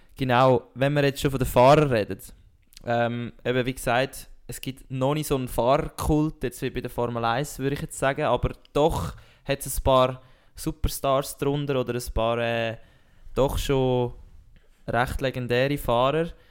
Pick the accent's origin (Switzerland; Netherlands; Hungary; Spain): Switzerland; als Schweizer